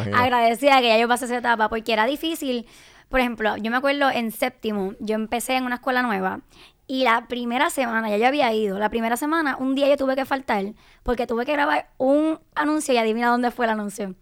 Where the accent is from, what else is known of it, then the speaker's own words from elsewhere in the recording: Carolina, Puerto Rico; soy de Carolina